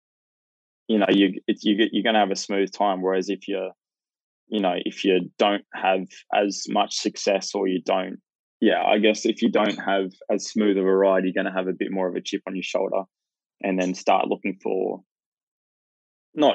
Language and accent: English; Hervey Bay, Queensland, Australia; now in Gold Coast, Australia; I grew up in Hervey Bay